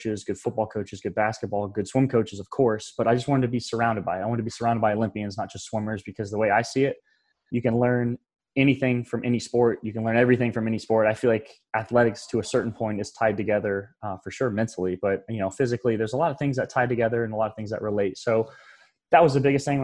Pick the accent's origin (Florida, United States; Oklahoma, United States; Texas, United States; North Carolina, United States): Florida, United States; growing up in Florida, I've been a Gator fan